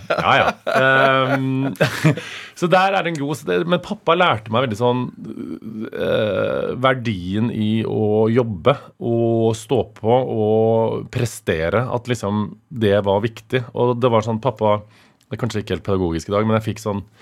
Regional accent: Stjørdal, Trøndelag, Norway; now in Oslo, Norway; når jeg er hjemme på Stjørdal

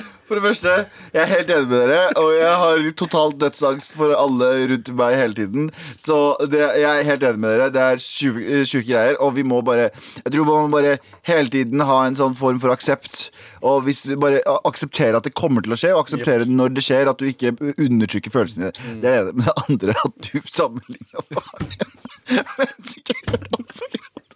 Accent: Mysen, Østfold, Norway; now in Oslo, Norway; Jeg er fra Mysen

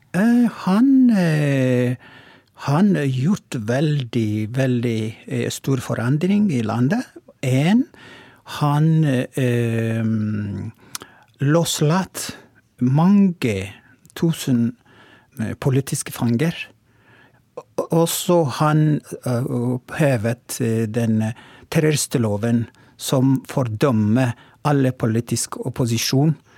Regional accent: Oromo, Oromia, Ethiopia; Norwegian is a second language; now in Tromsø, Norway; opprinnelig er jeg fra Etiopia, og Romo

